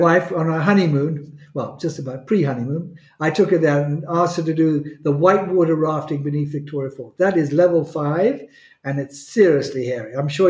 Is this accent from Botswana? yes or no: yes; Botswana; I think Botswana, when I combine it, I grew up really in Botswana.